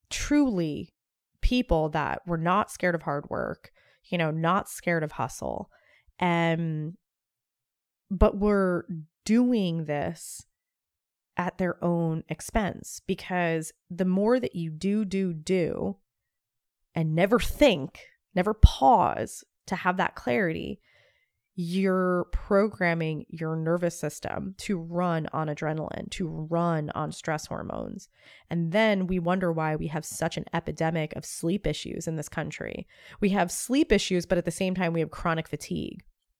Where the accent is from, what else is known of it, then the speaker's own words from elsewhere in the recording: Northeast, United States; I came from the Northeast, so New York, New Jersey, even Philly.